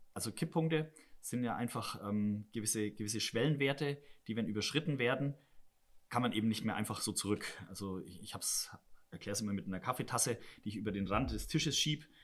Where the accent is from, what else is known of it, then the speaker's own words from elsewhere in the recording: Southern Germany, Germany; now in Rhenish mining area, Germany; ich komme ja selber aus Süddeutschland, da ist die Landwirtschaft schaut ein bisschen anders aus als hier